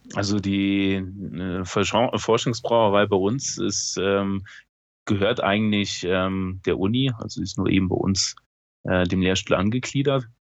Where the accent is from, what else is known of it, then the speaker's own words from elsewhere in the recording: Eifel, near Bitburg, Rhineland-Palatinate, Germany; ich komme ja aus der Eifel, also äh, ich bin zehn Kilometer von der von Bitburg entfernt, wo eben die Bitburger Brauerei ist und ähm, habe immer als Schüler bei der Bitburger gearbeitet